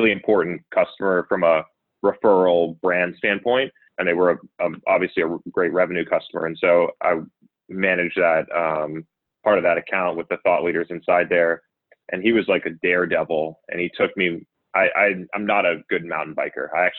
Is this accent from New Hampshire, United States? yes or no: yes; New Hampshire, United States; also born or lived in Worcester; now in Boston, United States; I grew up in New Hampshire, went to school in Worcester.